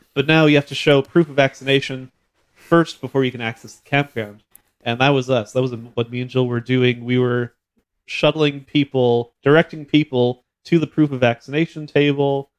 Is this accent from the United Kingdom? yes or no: no; Red River Valley, Manitoba, Canada; grew up in the Red River Valley